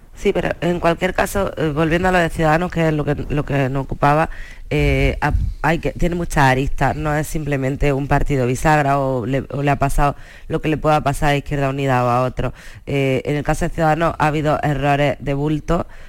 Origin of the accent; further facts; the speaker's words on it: Almería, Andalusia, Spain; los que somos de Almería